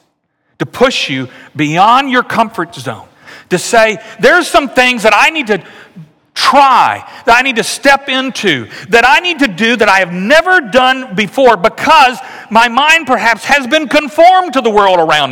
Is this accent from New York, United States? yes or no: no; Louisiana, United States; moved away; I grew up in Louisiana